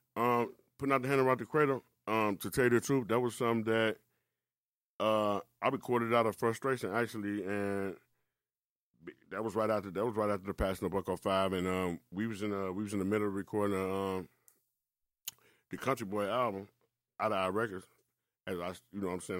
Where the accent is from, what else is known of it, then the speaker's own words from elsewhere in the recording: Milwaukee, Wisconsin, United States; also born or lived in Chicago; I actually grew up in Milwaukee